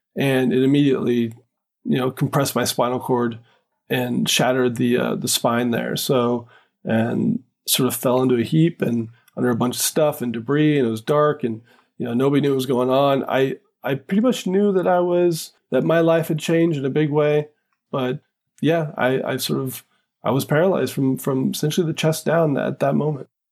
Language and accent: English; West Coast, United States; moved away; also born or lived in Philadelphia; growing up on the West Coast in a small town